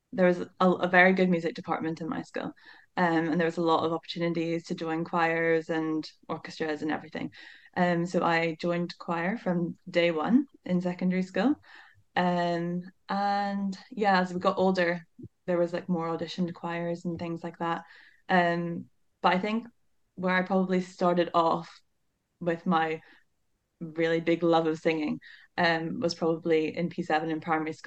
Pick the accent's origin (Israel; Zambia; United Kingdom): United Kingdom; Northern Ireland; moved away as an adult; now in Aberdeen, United Kingdom; I come from Northern Ireland